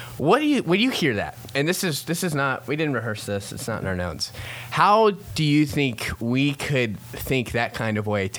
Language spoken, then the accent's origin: English; Columbus, Ohio, United States; also born or lived in Florida; when I was born in Florida, when I was 3, we moved to Ohio. So between 3 and 9, that's when you kind of pick your teams, right? So we live in Columbus, Ohio.